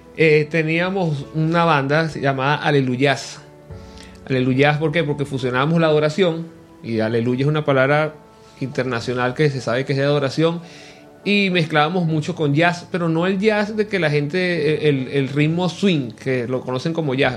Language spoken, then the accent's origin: Spanish; Venezuela; estoy regresando a mi tierra, Venezuela